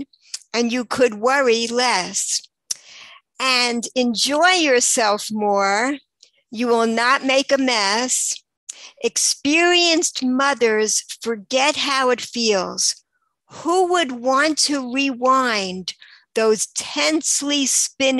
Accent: New York, United States; moved away as an adult; also born or lived in Baltimore, Maryland; now in Israel; I grew up until I was 18. I was in New York

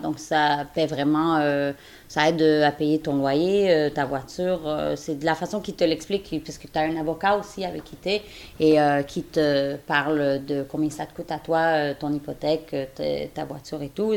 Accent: Quebec, Canada; now in Indiana, United States; je suis canadienne de Québec, mais j'habite euh, en Indiana, aux États-Unis

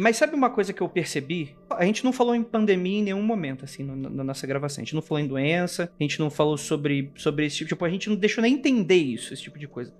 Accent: Brazil; Ninguém pode falar que eu não sou brasileiro

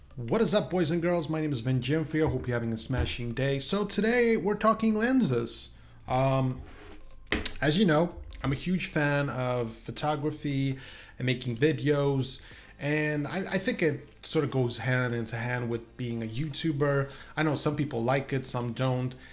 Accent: Sweden; moved away; I'm from Sweden originally.

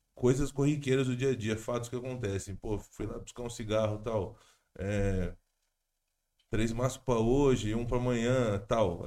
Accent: Jundiaí, São Paulo, Brazil; moved away as an adult; now in São Paulo, Brazil; Eu sou do interior, né? Sou de Jundiaí. Eu me mudei faz pouco mais de um ano, eu acho.

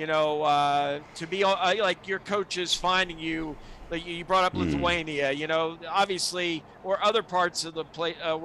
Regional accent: South Alabama, United States; moved away; growing up in South Alabama

